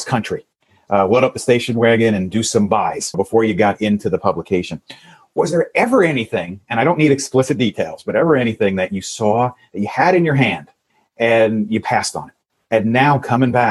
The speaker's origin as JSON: {"language": "English", "area": "Long Island", "region": "New York", "country": "United States", "tie": "born or raised there", "said": "I'm born and raised in New York. I'm out on Long Island"}